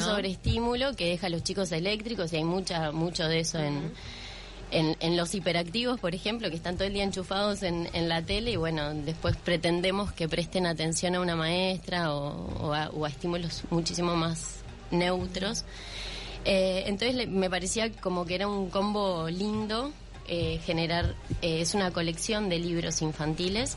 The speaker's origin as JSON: {"language": "Spanish", "country": "Uruguay", "said": "soy una uruguaya más"}